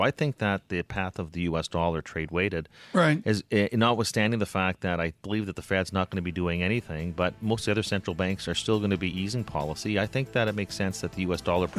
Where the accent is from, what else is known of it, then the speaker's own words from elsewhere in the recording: Canada; And in fact, I'm not even going to vote. How about that? Being a Canadian